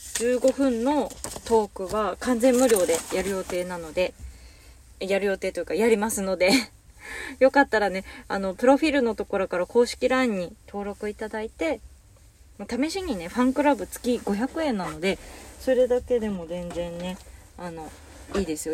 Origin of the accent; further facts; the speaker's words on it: Hokkaido, Japan; moved away; 私北海道の人